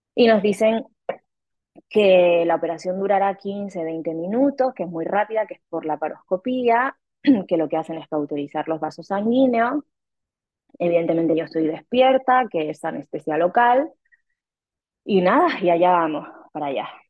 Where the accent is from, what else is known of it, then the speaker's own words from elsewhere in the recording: Canary Islands, Spain; moved away as an adult; also born or lived in Mexico City, Mexico; now in Rome, Italy; Soy canaria española Em, pero viví siete años en México, en Ciudad de México, y ahora estoy viviendo desde hace un año y medio en Italia, en Roma